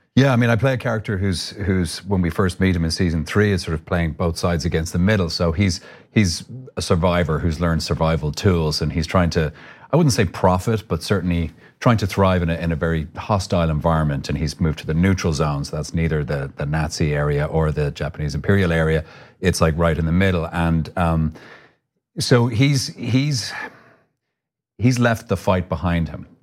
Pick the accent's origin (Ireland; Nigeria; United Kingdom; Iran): Ireland; accent: Irish; moved away as an adult; now in United States